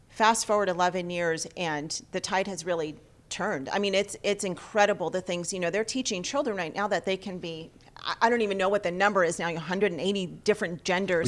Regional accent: Los Angeles, California, United States; we're from Los Angeles

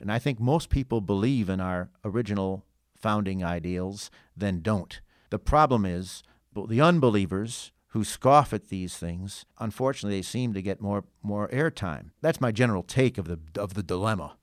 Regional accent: St. Charles, Illinois, United States; My hometown of Saint Charles is a, has traditionally been a very conservative bastion

